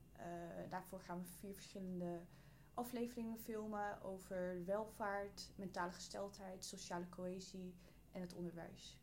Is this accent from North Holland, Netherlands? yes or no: yes; Amsterdam, North Holland, Netherlands; Ik ben geboren en getogen in Amsterdam